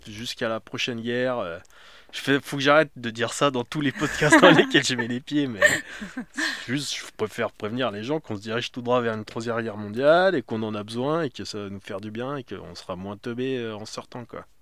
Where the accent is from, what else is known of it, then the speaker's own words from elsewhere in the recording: France; now in Paris, France; je suis français, j'ai grandi en province